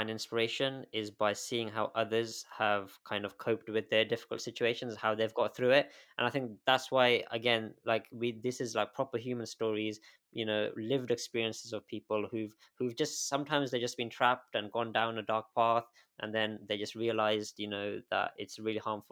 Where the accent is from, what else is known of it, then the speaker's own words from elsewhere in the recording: United Kingdom; also born or lived in Galway, Ireland; growing up in this country